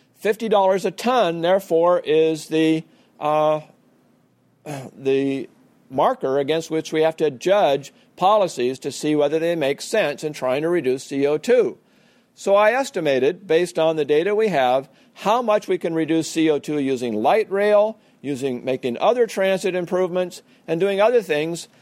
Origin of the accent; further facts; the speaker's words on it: Portland, Oregon, United States; I couldn't see Mount Hood from my hometown of Portland, Oregon